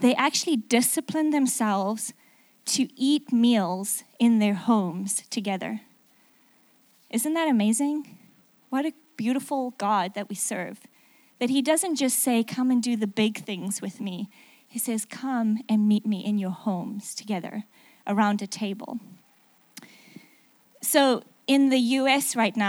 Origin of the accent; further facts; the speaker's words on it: South Africa; accent: mixed; also born or lived in England; now in United States; So my accent is a little mixed up. If you don't understand something, I'm really sorry about that. I'm actually South African, lived in England for 6 years, and then moved to the middle of America.